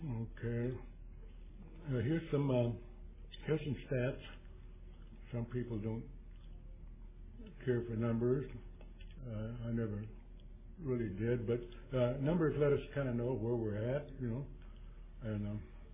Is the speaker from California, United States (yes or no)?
yes; Chico, California, United States; I'm from Chico, California. That's 100 miles due north of Sacramento.